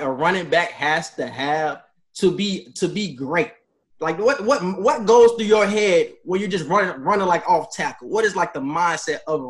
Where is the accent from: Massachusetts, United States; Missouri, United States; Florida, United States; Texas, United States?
Florida, United States; St. Petersburg; we're from Florida